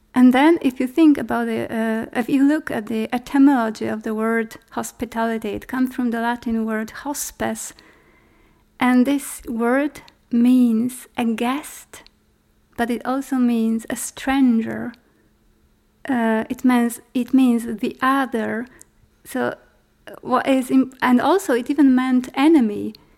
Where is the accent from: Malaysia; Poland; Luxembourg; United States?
Poland; I'm an artist from Poland.